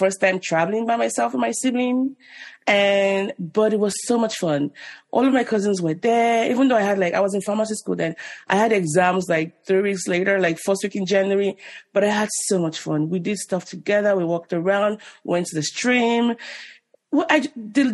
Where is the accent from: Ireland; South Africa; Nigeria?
Nigeria; moved away as an adult; also born or lived in Ibadan, Nigeria; now in United States; I was born in Nigeria in the 80s. And I left when I was 25